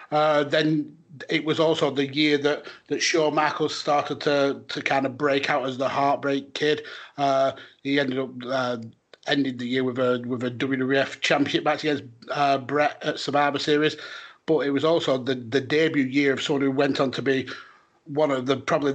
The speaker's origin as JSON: {"language": "English", "country": "United Kingdom", "said": "as a British fan"}